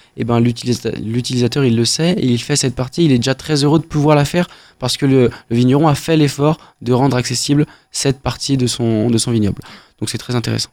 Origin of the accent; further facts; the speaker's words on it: Beaujolais, Auvergne-Rhône-Alpes, France; on vient, on vient du Beaujolais